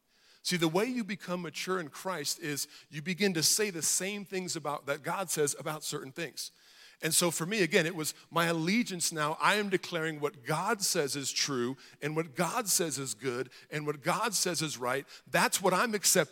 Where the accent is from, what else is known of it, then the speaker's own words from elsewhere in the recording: Hawaii, United States; I grew up in Hawaii